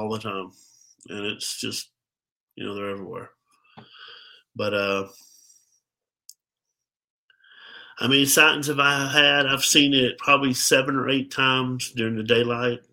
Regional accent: Birmingham, Alabama, United States; also born or lived in Pell City, Alabama; I'm from Alabama, from Birmingham, Alabama.

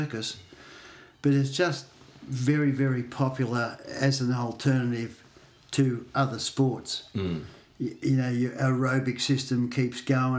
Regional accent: Torquay, Victoria, Australia; I grew up in Torquay

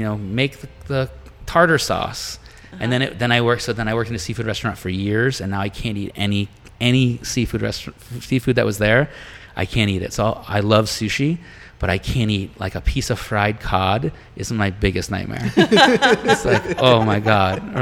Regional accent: Massachusetts, United States; I grew up in Massachusetts, so there was lots of boats

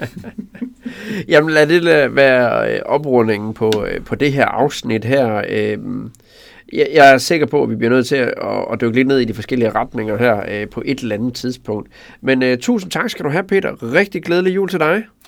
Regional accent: Tinglev, Southern Jutland, Southern Denmark, Denmark; born or raised there

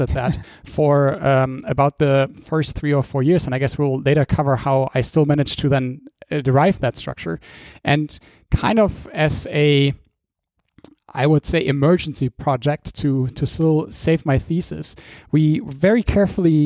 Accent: Dortmund, North Rhine-Westphalia, Germany; moved away as an adult; also born or lived in London, United Kingdom; I went back to my hometown in Germany, which is Dortmund

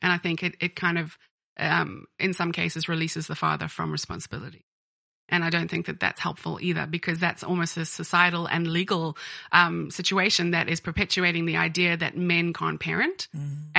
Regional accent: Ireland; And when I was growing up in Ireland, I actually went to university in Dublin.

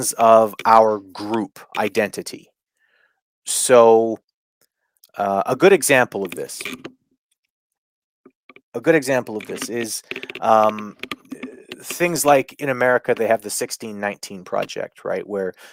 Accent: Canada; I grew up as a Canadian

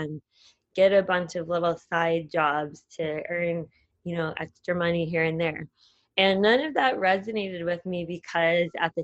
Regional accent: United States; moved away as an adult; also born or lived in Singapore; being another American

